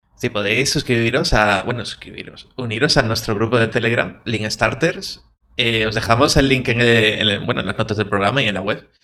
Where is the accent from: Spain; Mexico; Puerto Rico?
Spain; Galicia; yo es que soy de, de Galicia